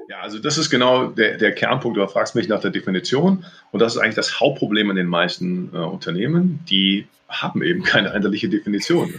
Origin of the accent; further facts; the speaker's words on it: North Rhine-Westphalia, Germany; also born or lived in Cologne; ich bin Rheinländer, durch und durch hier geboren, lebe seit Jahren in Köln